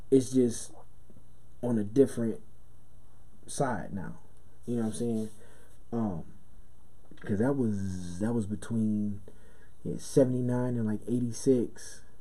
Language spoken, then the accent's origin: English; Brooklyn, New York, United States; growing up in Brooklyn in a house with no heat and you know your father's gone and your mother's working three jobs